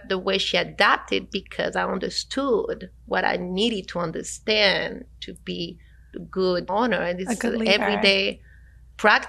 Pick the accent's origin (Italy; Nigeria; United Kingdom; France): France; moved away; I come from France